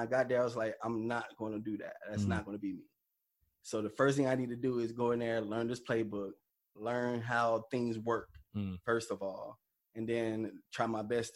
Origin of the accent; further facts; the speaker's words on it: Columbia, South Carolina, United States; me being a hometown guy, I'm a mama's boy, so I'm definitely going to want to stay home